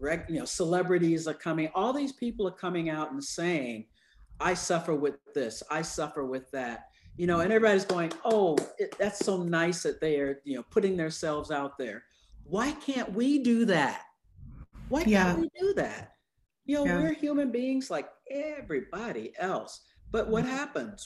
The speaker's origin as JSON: {"language": "English", "region": "the South", "country": "United States", "said": "I'm from the South"}